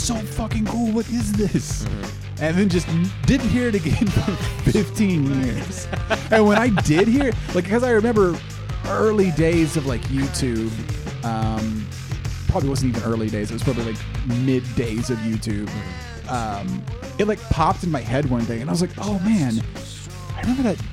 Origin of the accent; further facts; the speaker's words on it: near Tulsa, Oklahoma, United States; Coming back from Tulsa, we lived out in the country